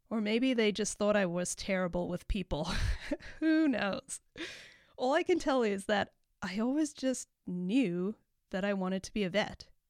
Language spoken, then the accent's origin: English; Cape Town, Western Cape, South Africa; moved away as an adult; also born or lived in Chico, California; now in United States; I have a slight accent, and that is because I was born and raised in Cape Town, South Africa.